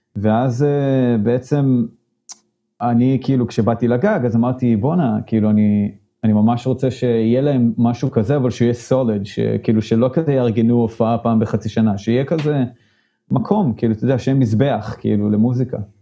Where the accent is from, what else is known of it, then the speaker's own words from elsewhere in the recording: Modi'in, Central District, Israel; moved away as an adult; now in San Francisco Bay Area, United States; גדלתי במודיעין